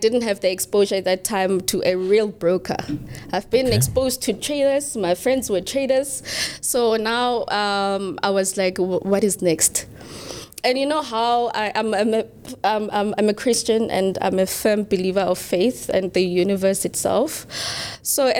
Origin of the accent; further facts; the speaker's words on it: QwaQwa, Free State, South Africa; I was born and bred in Gwagwa, Free State. It's a very cold town.